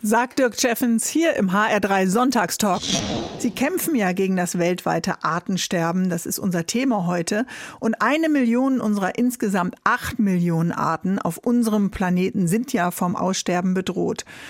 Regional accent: Northern Germany, Germany; wir sind ja beide äh, Norddeutsche

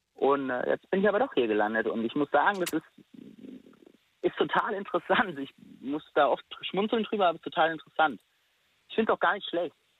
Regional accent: Friedberg, Hesse, Germany; also born or lived in Stuttgart; ich bin in Friedberg geboren relativ nah bei Frankfurt, bin dort auch aufgewachsen.

